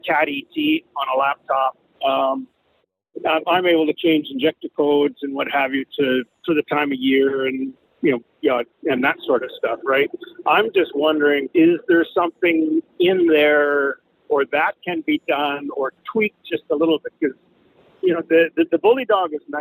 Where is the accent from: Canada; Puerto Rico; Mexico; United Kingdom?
Canada; I'm from Canada.